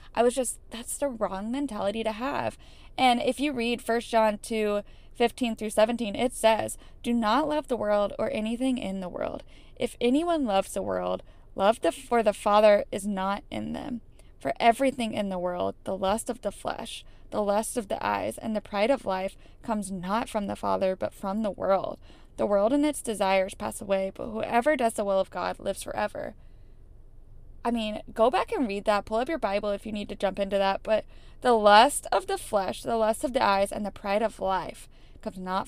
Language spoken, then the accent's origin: English; Florida, United States; I grew up in Florida with amazing family and amazing parents